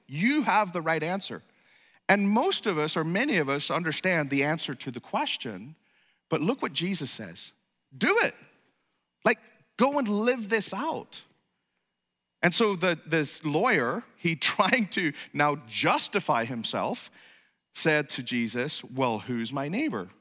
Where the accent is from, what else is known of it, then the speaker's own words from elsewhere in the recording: Ireland; moved away; I'm from Ireland